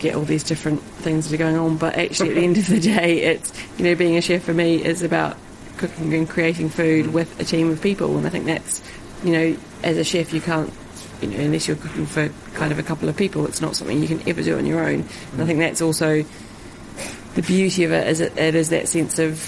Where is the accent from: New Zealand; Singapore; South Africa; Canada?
New Zealand; now in London, United Kingdom; growing up in New Zealand